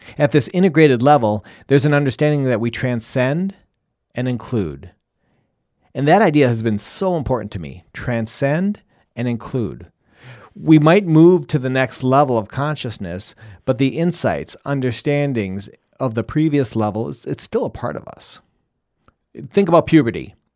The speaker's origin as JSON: {"language": "English", "region": "Wisconsin", "country": "United States", "tie": "born or raised there", "also_born_or_lived": "Michigan / Colorado / Chicago / Washington, D.C.", "moved": "yes", "lives_now": "Rochester, Minnesota, United States", "said": "I think of myself as a cheesehead from Wisconsin, and because that's where I grew up."}